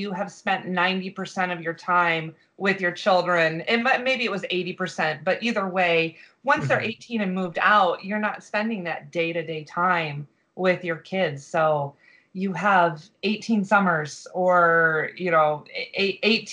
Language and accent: English; Michigan, United States; now in Florida, United States; we travel every year to Michigan because that's where my family is